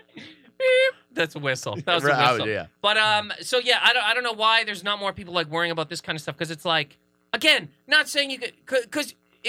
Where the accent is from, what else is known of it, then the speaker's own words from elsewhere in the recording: Canada; I'm from Canada